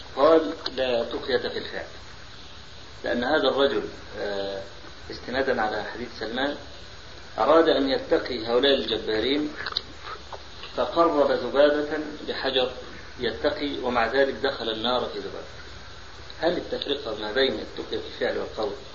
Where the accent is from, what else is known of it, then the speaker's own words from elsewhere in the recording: Egypt; عندنا في مصر